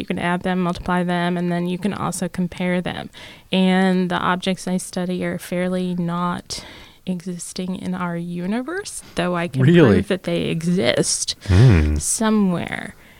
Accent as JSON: {"language": "English", "town": "Tallahassee", "region": "Florida", "country": "United States", "also_born_or_lived": "Alabama", "moved": "yes", "said": "I'm from Tallahassee."}